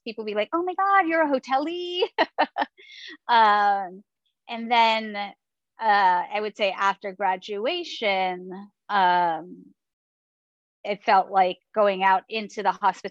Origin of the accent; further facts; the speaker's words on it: New York City, New York, United States; moved away as an adult; now in San Diego, United States; I'm originally from New York City. I grew up on the Upper West Side of Manhattan